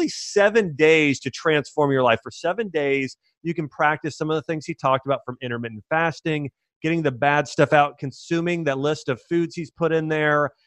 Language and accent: English; Columbus, Ohio, United States; I grew up in Columbus, Ohio.